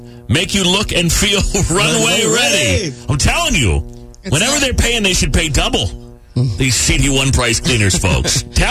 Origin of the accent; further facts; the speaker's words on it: Gurnee, Illinois, United States; I'm 28 from the Gurnee area.